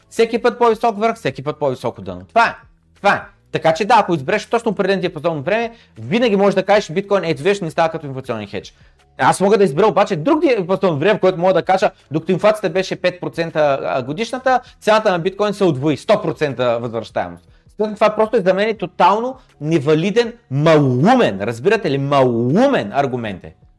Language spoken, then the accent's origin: Bulgarian; Bulgaria; докато се намирам в България и съм българин